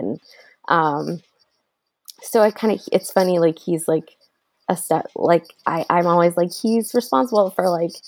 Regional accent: New Jersey, United States; I grew up in New Jersey

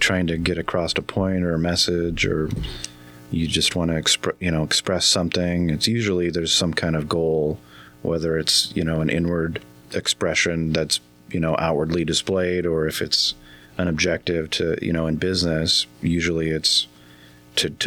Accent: Yakima, Washington, United States; moved away as an adult; now in Mesquite, United States; I grew up in Yakima

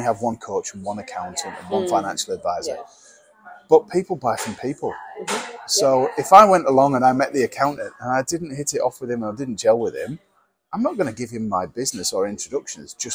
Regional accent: Lake District, North West England, United Kingdom; I'm from the Lake District.

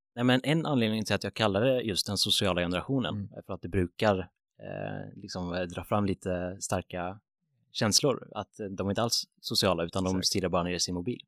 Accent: Grästorp, Västra Götaland, Sweden; jag är född 1997 eh, i en liten håla som heter Grästorp

